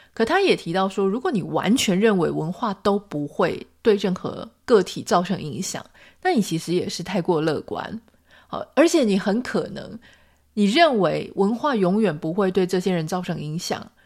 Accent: Taiwan; 就算我们都是台湾人

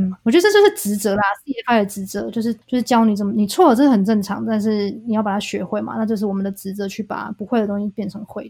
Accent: Taiwan; 我们台湾人

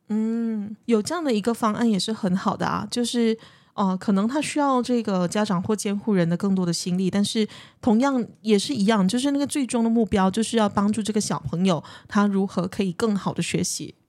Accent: Malaysia; 尤其是在马来西亚的华人社会，我们所谓的华社

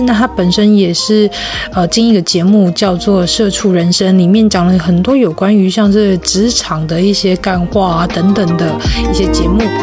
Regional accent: Tainan, Taiwan; 尤其是我们的故乡台南啊

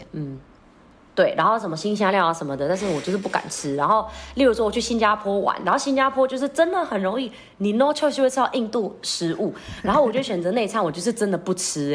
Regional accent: Philippines; moved away; 身为一个菲律宾人

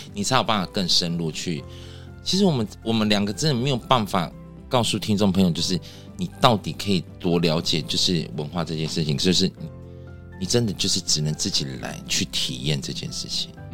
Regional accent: Dawang tribal village, Taitung County, Taiwan; 我们不是 就只是住在这里的人，我们是生在这个部落

